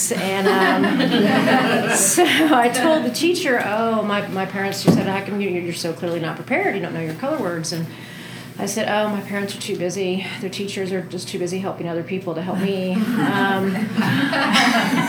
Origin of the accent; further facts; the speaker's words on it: Denton, Texas, United States; I'm from Texas, and I grew up in a town called Denton in between Dallas and Fort Worth